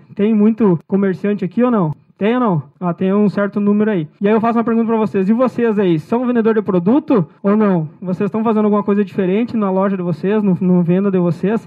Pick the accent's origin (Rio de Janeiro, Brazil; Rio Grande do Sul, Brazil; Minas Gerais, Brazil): Rio Grande do Sul, Brazil; moved away as an adult; also born or lived in Querência; now in Mato Grosso, Brazil; tenho naturalidade gaúcha e a minha idade é 25 anos. Então, a foto ali já diz tudo, né? Eu venho do Rio Grande do Sul